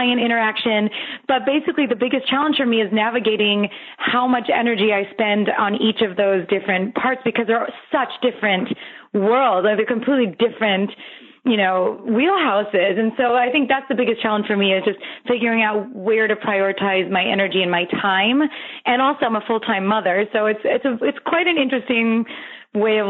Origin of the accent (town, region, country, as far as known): Los Angeles, California, United States; born or raised there